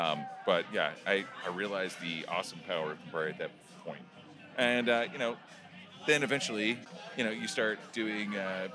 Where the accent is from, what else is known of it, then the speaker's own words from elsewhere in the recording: Oklahoma, United States; My thing is I'm from Oklahoma, so I take shots the way I dance.